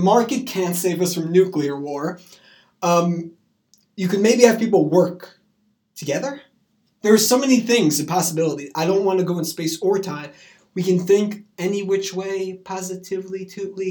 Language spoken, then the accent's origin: English; New York, United States; I come from New York